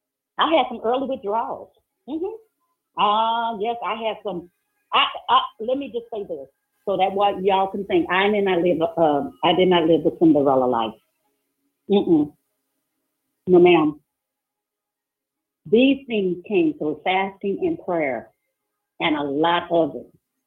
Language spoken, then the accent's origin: English; New Orleans, Louisiana, United States; New Orleans, you know, I'm from New Orleans, and so you know, my family, they kind of wild out there.